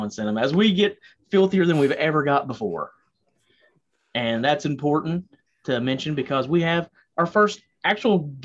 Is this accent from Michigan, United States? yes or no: no; Tennessee, United States; accent: Southern; we're very Southern, so our English ain't very good either